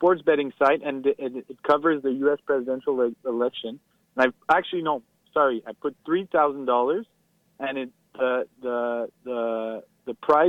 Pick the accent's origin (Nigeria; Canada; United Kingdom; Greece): Canada; Montreal, Quebec; English is a second language; that's just my bad English. Because I'm from Montreal.